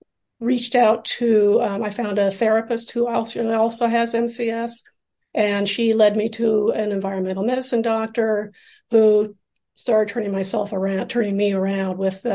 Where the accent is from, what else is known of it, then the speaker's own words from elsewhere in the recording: Seattle, Washington, United States; moved away as an adult; now in New York City, United States; I grew up in Seattle and I came out to New York City for graduate school in theater set design.